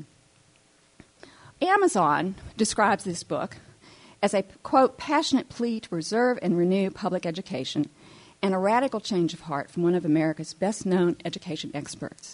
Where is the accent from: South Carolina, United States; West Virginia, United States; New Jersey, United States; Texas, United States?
West Virginia, United States; moved away as an adult; now in Knoxville, United States; I came to Knoxville in 1973, freshman at UT from my home state of West Virginia.